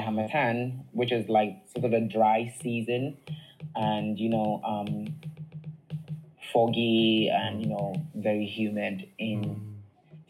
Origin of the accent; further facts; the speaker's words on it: Ghana; I'm from Ghana